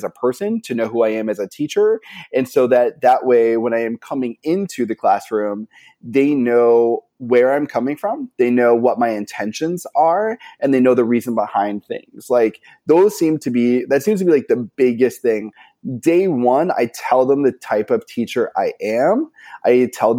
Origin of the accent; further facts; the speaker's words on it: Maine, United States; now in Southern California, United States; I'm originally from Maine. I teach in Southern California right now.